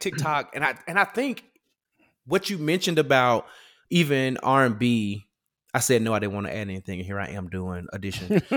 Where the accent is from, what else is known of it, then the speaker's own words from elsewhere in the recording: Memphis, Tennessee, United States; I'm from Memphis